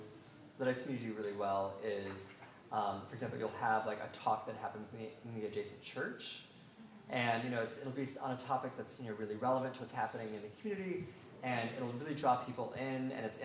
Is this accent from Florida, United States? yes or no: no; Independence, Oregon, United States; Oh, cool. I'm from Independence, Oregon.